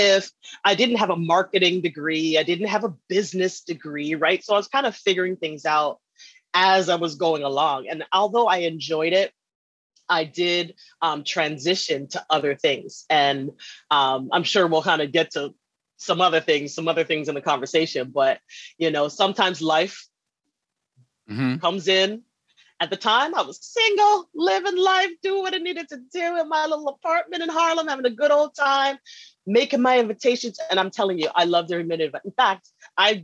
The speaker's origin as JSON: {"language": "English", "country": "Canada", "tie": "born or raised there", "also_born_or_lived": "Alabama / Texas / New York", "moved": "as an adult", "said": "I was born and raised in Canada"}